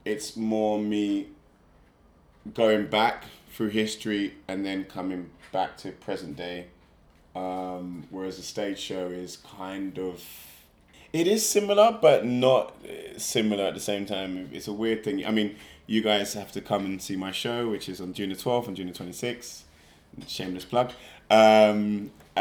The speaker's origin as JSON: {"language": "English", "region": "London", "country": "United Kingdom", "tie": "born or raised there", "said": "I'm from South London, born and raised"}